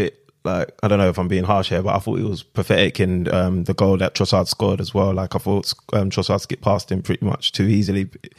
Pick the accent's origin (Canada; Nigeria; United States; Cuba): Nigeria; This has got nothing to do with being Nigerian, but big up Nigeria as well.